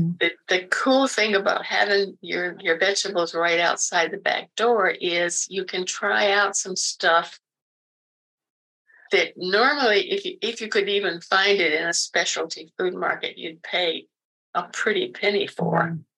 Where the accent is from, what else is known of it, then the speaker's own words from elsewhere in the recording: the South, United States; I mean, I grew up in the South and I still visit relatives every once in a while.